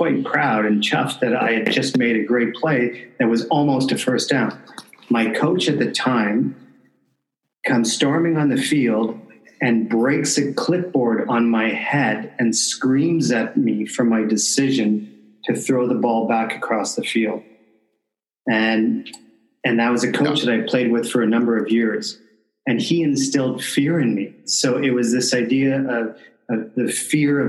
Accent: Canada; I'm from Canada

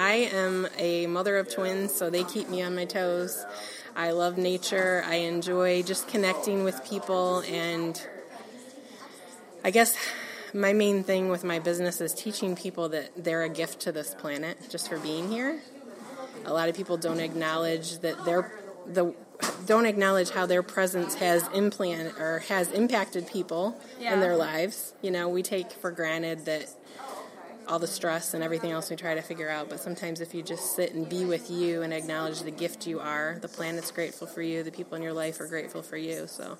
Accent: Sylvania, Ohio, United States; I'm from Slovenia, Ohio.

